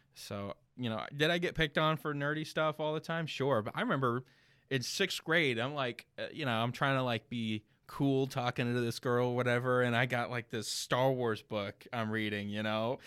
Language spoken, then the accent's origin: English; Ocala, Florida, United States; also born or lived in Leesburg, Florida / Belleview, Florida; I was born in Leesburg, raised Ocala, Bellevue my entire life.